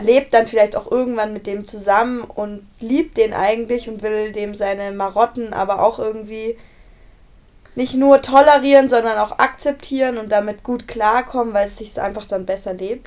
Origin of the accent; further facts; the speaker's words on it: Bavaria, Germany; ein Kohlewerk bei uns in Bayern